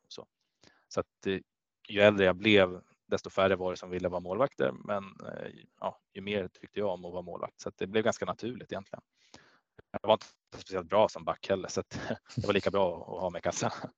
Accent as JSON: {"language": "Swedish", "town": "Gävle", "region": "Gävleborg County", "country": "Sweden", "tie": "born or raised there", "also_born_or_lived": "Kalmar", "moved": "yes", "said": "jag är från Gävle och där är hockey ja, stort"}